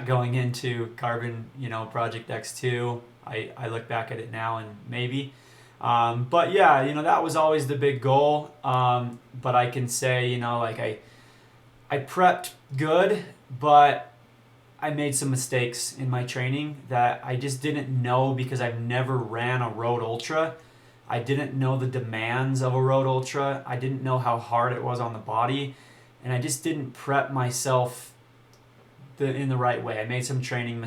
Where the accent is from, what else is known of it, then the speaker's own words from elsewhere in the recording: Utah, United States; I'm from Utah